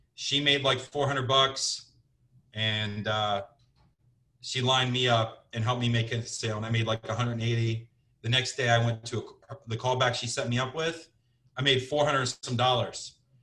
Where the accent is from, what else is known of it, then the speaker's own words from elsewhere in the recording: Cincinnati, Ohio, United States; moved away as an adult; also born or lived in Scottsdale, Arizona / Portland, Oregon / New Jersey; I'm from Cincinnati, Ohio, originally